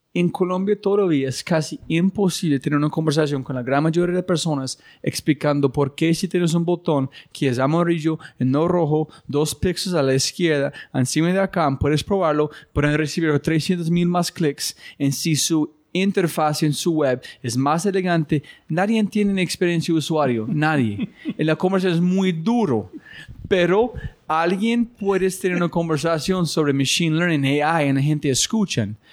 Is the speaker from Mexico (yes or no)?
no; United States; Spanish is a second language; los gringos somos muy individualistas con grandes egos